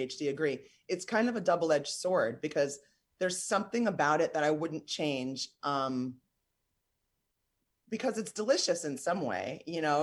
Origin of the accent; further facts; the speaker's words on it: New York, United States; moved away as an adult; also born or lived in Lexington, Kentucky; I'm from New York. I grew up in New York, born and raised